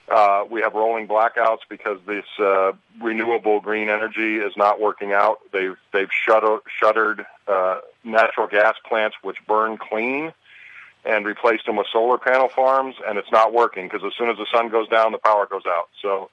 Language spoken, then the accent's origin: English; Pennsylvania, United States; also born or lived in California; now in Burbank, United States; living out here in California for 37 years. I'm originally from Pennsylvania.